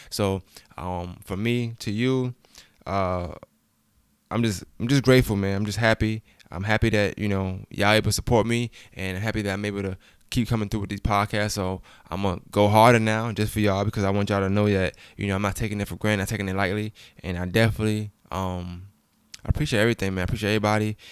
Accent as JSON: {"language": "English", "town": "Brooklyn", "region": "New York", "country": "United States", "moved": "yes", "lives_now": "Augusta, United States", "said": "I'm from Brooklyn, New York"}